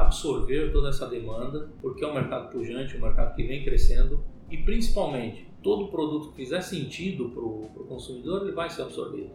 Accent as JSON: {"language": "Portuguese", "region": "Paraná", "country": "Brazil", "tie": "born or raised there", "moved": "as an adult", "lives_now": "Sorriso, Brazil", "said": "eu sou paranaense é, de nascimento e sorrisense de coração"}